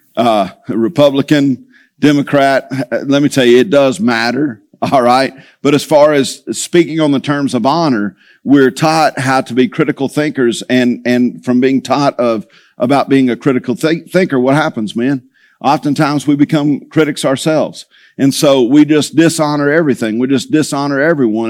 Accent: Tulia, Texas, United States; moved away; I grew up in Tully, Texas

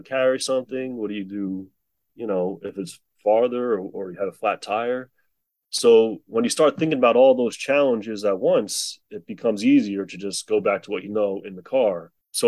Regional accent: New Jersey, United States; I'm from New Jersey.

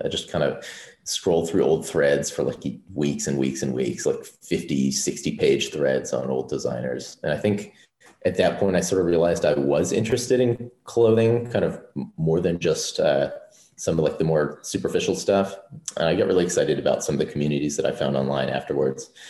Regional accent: Wisconsin, United States; I'm from Wisconsin, so there's not really much fashion related stuff there

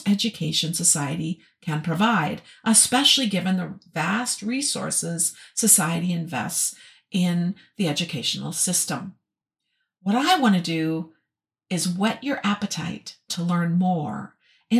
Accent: Minnesota, United States; born or raised there; moved away as an adult

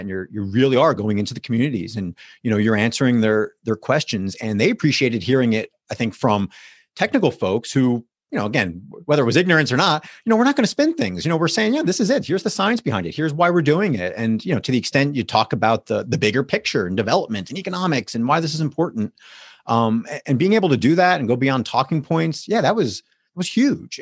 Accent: West Orange, New Jersey, United States; moved away as an adult; also born or lived in Notre Dame, Indiana; now in Pittsburgh, United States; I was born and raised in New Jersey, so what uh, part of East Coast there, uh, northern New Jersey, about ten or fifteen miles outside of New York City.

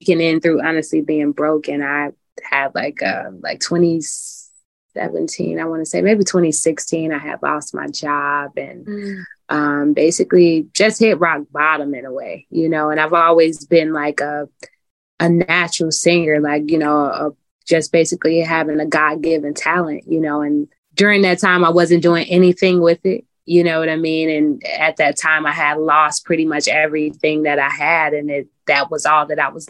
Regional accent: Chicago, Illinois, United States; I am from Chicago, Illinois

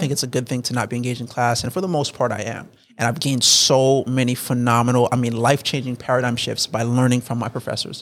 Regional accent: South Florida, United States; moved away; I was raised in South Florida. I, I, I moved up to North Florida.

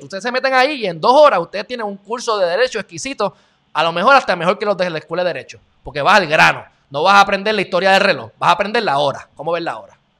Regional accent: Puerto Rico

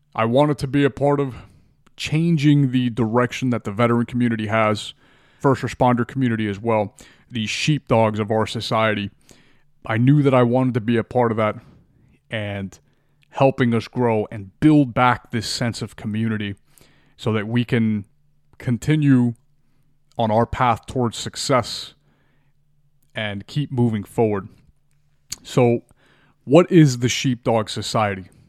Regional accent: Miami, Florida, United States; born and raised in Miami, Florida

